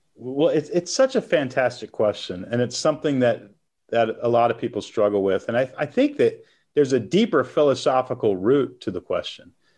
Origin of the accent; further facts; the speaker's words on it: Texas, United States; moved away as an adult; also born or lived in Portland, Oregon; now in Nashville, United States; I, I grew up in Texas, moved to Portland, Oregon when I was twenty-one